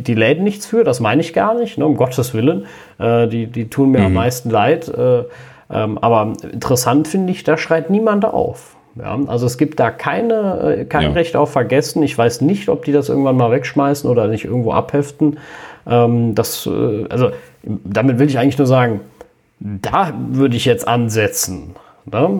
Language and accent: German; Cologne, North Rhine-Westphalia, Germany; bei uns in Köln